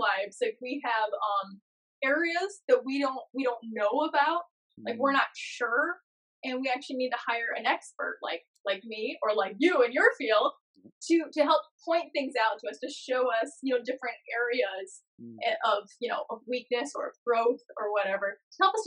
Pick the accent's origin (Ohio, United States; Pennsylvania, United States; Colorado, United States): Ohio, United States; I'm from Ohio.